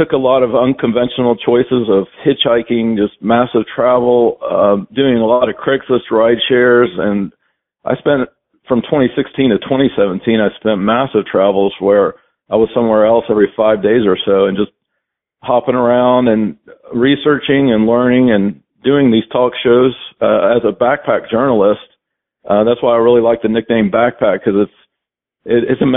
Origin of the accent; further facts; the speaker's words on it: Knoxville, Tennessee, United States; moved away as an adult; also born or lived in Atlanta, Georgia; the first 27 years of my life, I mainly stayed in Knoxville, my hometown